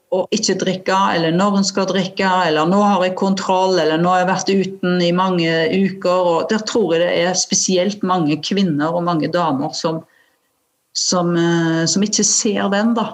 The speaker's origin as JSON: {"language": "Norwegian", "region": "Western Norway", "country": "Norway", "accent": "Vestlandet dialect", "said": "jeg har jo en sånn dialekt fra Vestlandet òg, og så har jeg blitt ganske avslepen og snakker litt sånn"}